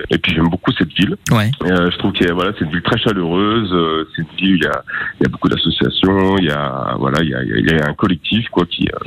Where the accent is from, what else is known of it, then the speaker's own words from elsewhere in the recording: Saint-Étienne, Auvergne-Rhône-Alpes, France; je suis né à saint etienne donc euh, voilà, j'ai fait toute euh, mon enfance euh, à Saint-Étienne, euh, ma scolarité